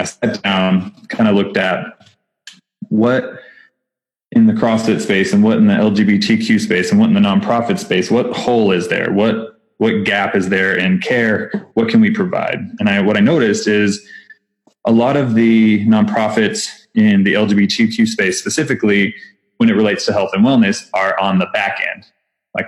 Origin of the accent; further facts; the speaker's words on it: Texas, United States; accent: Texas; I have my Texas accent again, because I'm still in Texas